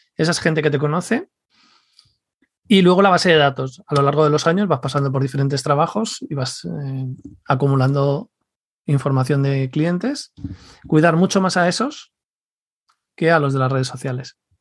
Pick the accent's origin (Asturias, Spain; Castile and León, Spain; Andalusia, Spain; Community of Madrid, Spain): Community of Madrid, Spain; Leganés; yo crecí en Leganés